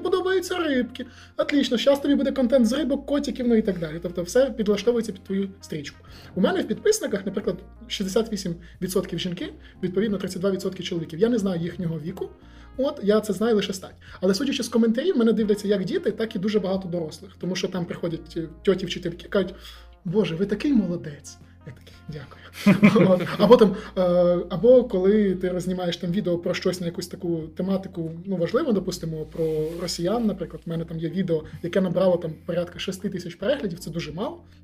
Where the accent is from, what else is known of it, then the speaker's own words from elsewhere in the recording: Volyn Oblast, Ukraine; Я сам з Волині